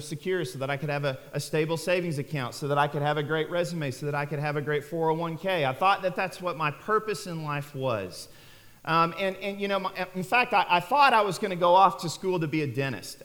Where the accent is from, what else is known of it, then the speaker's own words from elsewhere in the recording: Neosho-Joplin area, southwest Missouri, United States; moved away as an adult; also born or lived in Arkansas; growing up, I was actually raised in southwest Missouri, down around the Neosho-Joplin area